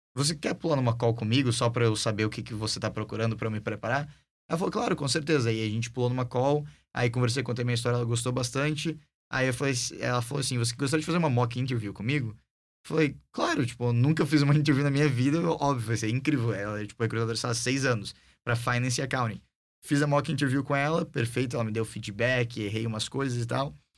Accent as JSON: {"language": "Portuguese", "country": "Brazil", "moved": "yes", "lives_now": "United States", "said": "eu era brasileiro"}